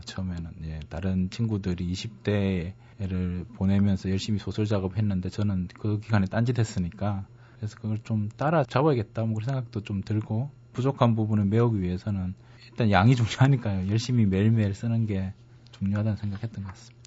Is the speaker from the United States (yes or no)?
no; Changwon, South Gyeongsang, South Korea; moved away; 경상남도 진해인데요. 지금은 뭐 창원시 진해구 이렇게 바뀌었는데 그게 제 고향입니다.